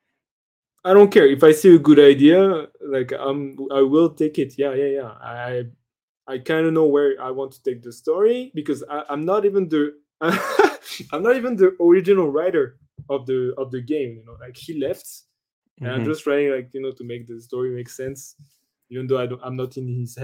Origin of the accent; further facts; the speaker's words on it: France; I'm from France